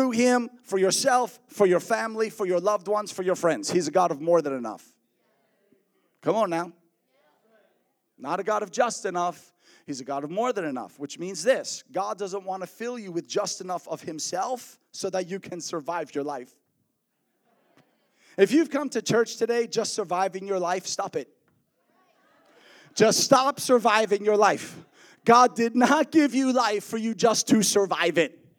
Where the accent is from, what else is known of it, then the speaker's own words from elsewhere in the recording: New York, United States; I grew up in New York. I was a New Yorker, New Yorker. But look, when you're a New Yorker, you can't talk like this everywhere you travel.